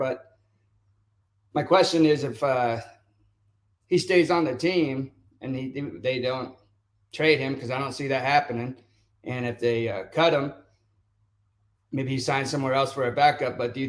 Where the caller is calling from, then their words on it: Yosemite, California, United States; I'm from Yosemite.